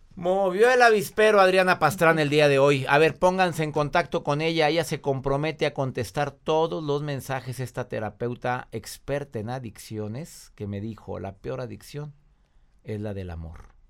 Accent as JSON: {"language": "Spanish", "town": "Monterrey", "region": "Nuevo León", "country": "Mexico", "said": "Monterrey, Nuevo León, mi tierra."}